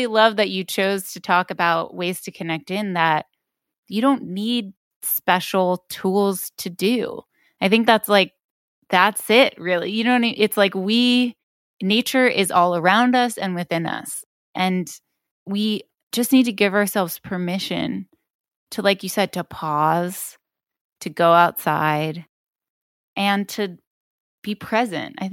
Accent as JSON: {"language": "English", "region": "upstate New York", "country": "United States", "tie": "born or raised there", "moved": "as an adult", "lives_now": "California, United States", "said": "I grew up in upstate New York and now I live in California"}